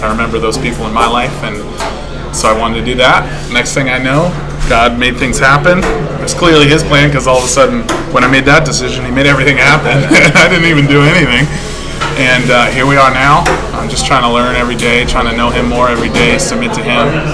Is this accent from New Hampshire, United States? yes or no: yes; Bow, New Hampshire, United States; also born or lived in Michigan; I come from. Uh, as you said, Bow, New Hampshire, gorgeous little place. Um, lived there for the past what 22 years. Before that, I was born in Michigan.